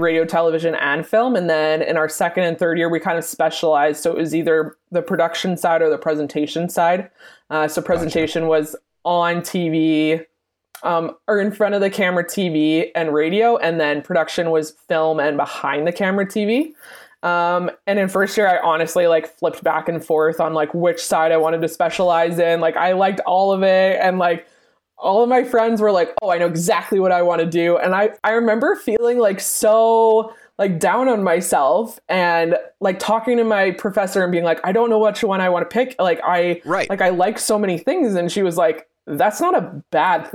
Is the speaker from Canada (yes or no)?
yes; Southern Ontario, Canada; moved away as an adult; now in Edmonton, Canada; Born and raised in Southern Ontario